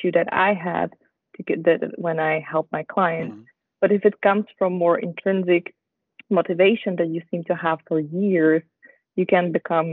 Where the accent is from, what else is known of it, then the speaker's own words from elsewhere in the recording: Slovakia; also born or lived in Netherlands / Switzerland; now in Basel, Switzerland; I'm originally from Slovakia, married to a Dutch guy, and I live in Basel together with him and our dog